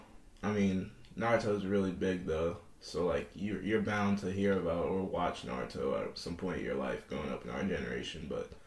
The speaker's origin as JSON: {"language": "English", "region": "Northern Kentucky", "country": "United States", "tie": "born or raised there", "also_born_or_lived": "Nouakchott, Mauritania / Chicago", "said": "I grew up in Northern Kentucky. I played football there. I went to high school in Boone County High School"}